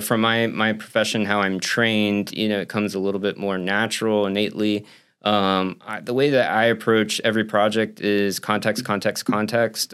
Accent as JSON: {"language": "English", "region": "Central Florida", "country": "United States", "lives_now": "St. Petersburg, United States", "said": "I'm from Central Florida."}